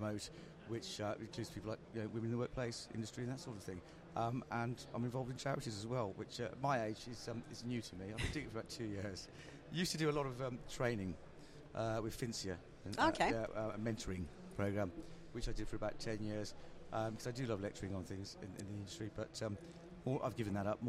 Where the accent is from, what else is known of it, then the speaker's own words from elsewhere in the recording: Worcestershire, West Midlands, United Kingdom; moved away; I'm originally from Worcestershire